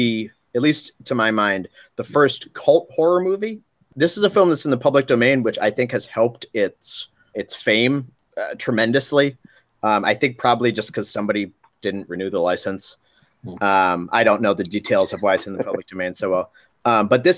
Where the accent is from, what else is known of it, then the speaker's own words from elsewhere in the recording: Worcester, Massachusetts, United States; Worcester, Massachusetts, my hometown